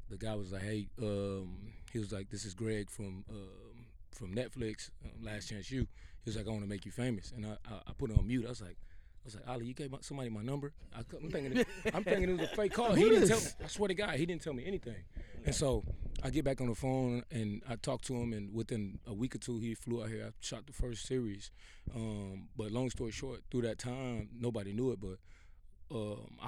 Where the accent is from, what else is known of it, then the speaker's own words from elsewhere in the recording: Houston, Texas, United States; I'm from Acres Home originally